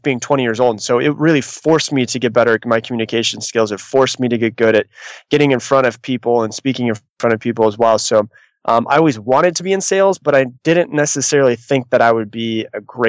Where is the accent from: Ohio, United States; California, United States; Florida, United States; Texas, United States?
Florida, United States; I'm from Florida.